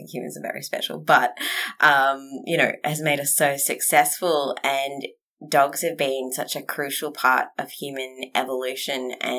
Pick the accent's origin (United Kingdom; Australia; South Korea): Australia; Western Australia; also born or lived in Tasmania; So I was born in Tassie and then my dad's job meant that we moved about Australia quite a bit. I lived mainly in WA and then I moved down to Bunbury for a boy, which didn't work out.